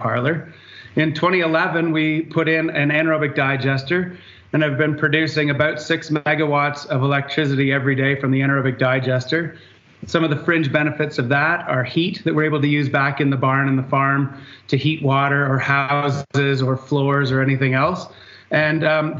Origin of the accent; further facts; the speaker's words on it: north of Guelph, Ontario, Canada; I'm a dairy farmer, obviously, from north of Guelph